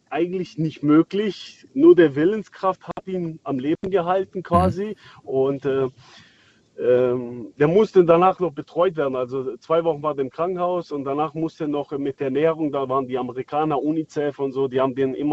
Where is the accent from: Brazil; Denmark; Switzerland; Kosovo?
Kosovo; moved away; ich komme aus dem, äh, aus dem Kriegsgebiet damals, 1999. Und äh, wir wurden aus dem Dorf vertrieben damals von den äh, Serben.